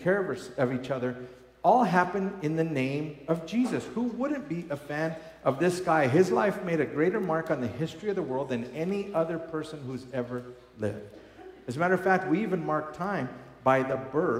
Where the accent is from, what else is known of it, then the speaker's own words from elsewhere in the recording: Colorado, United States; I grew up here in Colorado